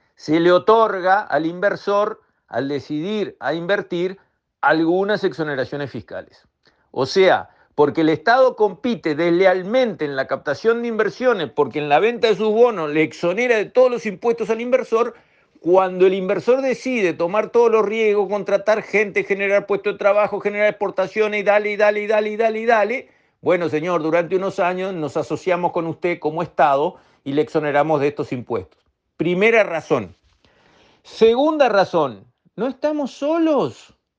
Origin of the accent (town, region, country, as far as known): Uruguay